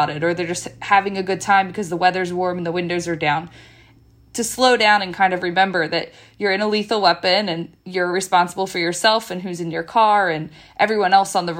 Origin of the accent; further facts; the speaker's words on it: Bucks County, Pennsylvania, United States; I grew up in Bucks County my whole life